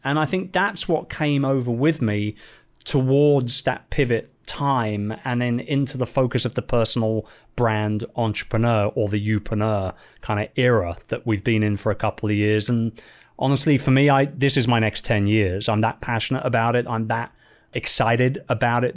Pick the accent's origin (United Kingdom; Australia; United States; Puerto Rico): United Kingdom; London; moved away; my hometown, in London